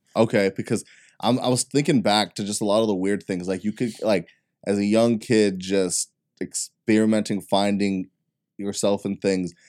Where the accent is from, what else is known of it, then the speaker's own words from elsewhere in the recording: Texas, United States; I'm, I'm from Texas